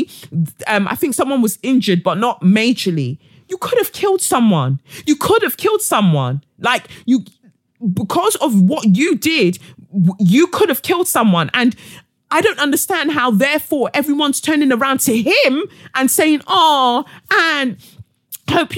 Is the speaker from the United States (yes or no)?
no; Nigeria; within my culture, being a Nigerian